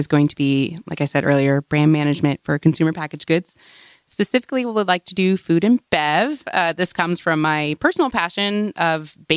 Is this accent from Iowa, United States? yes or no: no; Washington, District of Columbia, United States; moved away; I come from the Washington, D.C. metro area.